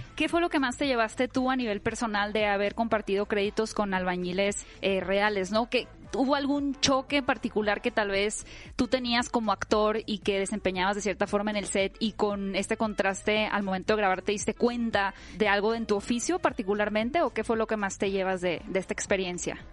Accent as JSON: {"language": "Spanish", "country": "Mexico", "said": "como país, como mexicanos"}